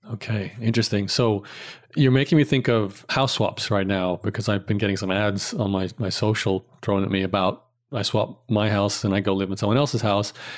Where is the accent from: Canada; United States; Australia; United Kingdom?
Australia; growing up in Australia